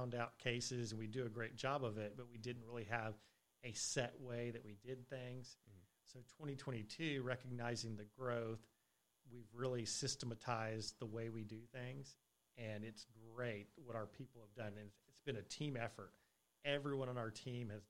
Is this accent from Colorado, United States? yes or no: yes; Colorado, United States; moved away; I was originally from Colorado